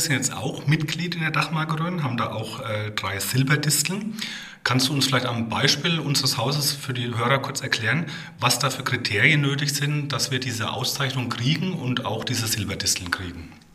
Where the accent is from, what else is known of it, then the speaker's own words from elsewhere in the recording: Rhön, Bavaria, Germany; gebürtiger Rhöner